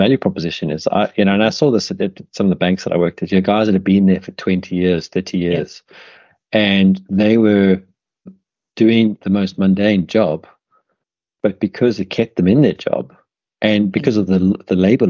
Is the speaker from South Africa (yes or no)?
yes; South Africa; moved away as an adult; also born or lived in United Kingdom; when I was growing up in South Africa